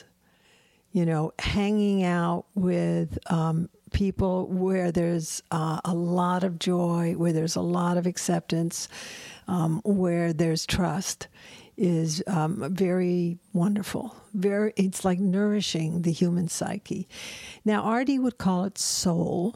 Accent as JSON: {"language": "English", "region": "the South", "country": "United States", "said": "I'm from the South"}